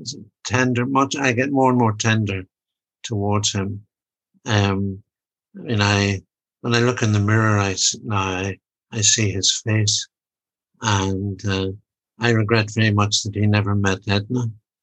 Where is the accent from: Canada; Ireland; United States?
Ireland; Although I'm Irish, I always cheer for Ireland, and I love it, especially when they beat England.